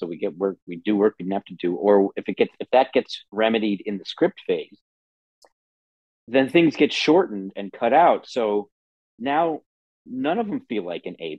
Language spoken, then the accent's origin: English; New Jersey, United States; moved away as an adult; also born or lived in Philadelphia; now in Los Angeles, United States; since I'm from New Jersey, our field trips, I probably went to the Thomas Edison Museum a few times growing up